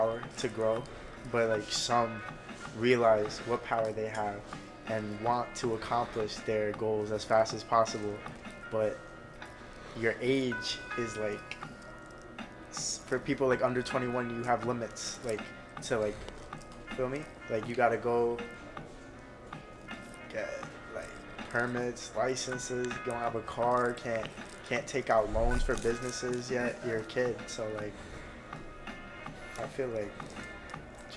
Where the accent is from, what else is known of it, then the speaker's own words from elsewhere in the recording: Bayonne, New Jersey, United States; my childhood, growing up in Bayonne